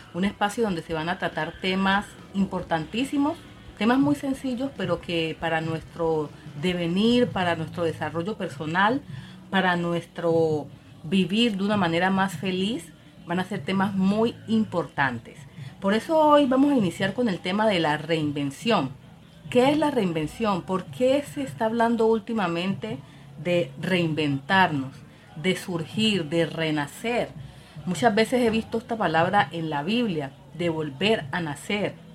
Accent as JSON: {"language": "Spanish", "country": "Colombia", "said": "yo soy colombiana"}